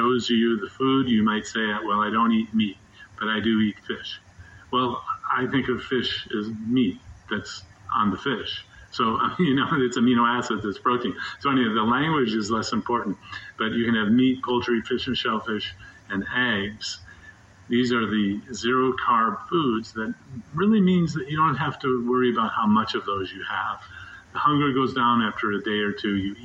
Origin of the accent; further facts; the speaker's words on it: Midwest, United States; now in Durham, United States; I grew up in the Midwest, having bratwurst and sauerkraut and mustard